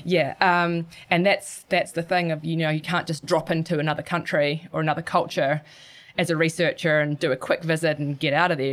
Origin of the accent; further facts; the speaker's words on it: Gisborne, New Zealand; growing up in Gisborne, surfing and skateboarding were always, were always around